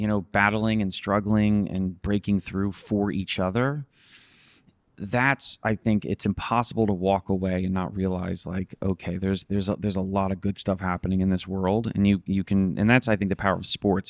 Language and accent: English; New Jersey, United States; I was from New Jersey